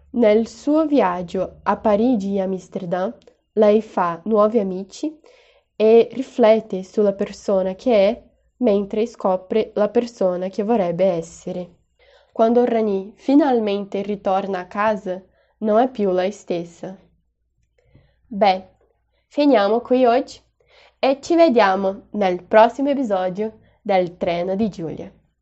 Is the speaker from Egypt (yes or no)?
no; Juiz de Fora, Minas Gerais, Brazil; Italian is a second language; also born or lived in Ibitipoca; Juiz de Fora. Non solo perché è dove io sono nata e cresciuta, ma perché è la città dove, avendo l'opportunità di andar via, io ho scelto rimanere.